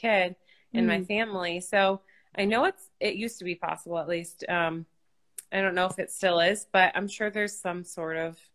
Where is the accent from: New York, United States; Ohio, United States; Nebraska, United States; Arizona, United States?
New York, United States; Rochester; I grew up in Rochester, New York, the area or outside of it.